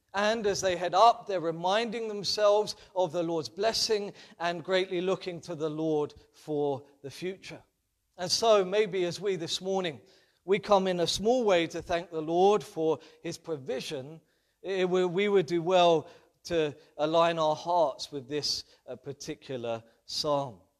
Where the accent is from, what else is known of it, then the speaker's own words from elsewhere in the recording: London, United Kingdom; being a Londoner and growing up in London